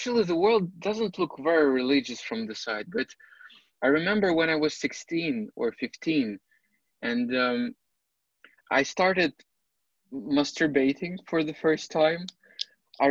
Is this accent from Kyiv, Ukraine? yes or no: yes; Kyiv, Ukraine; I was born in Kyiv